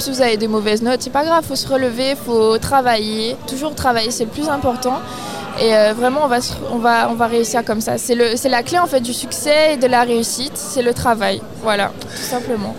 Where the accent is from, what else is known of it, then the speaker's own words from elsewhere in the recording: Basse-Terre, Guadeloupe; Je viens de Basse-Terre, originaire de la Guadeloupe